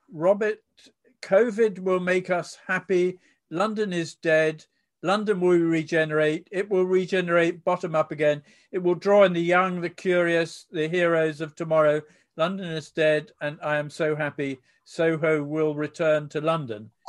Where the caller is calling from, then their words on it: Berlin, Germany; I'm watching from Berlin, where a rent control has just been introduced to try and control design by greed.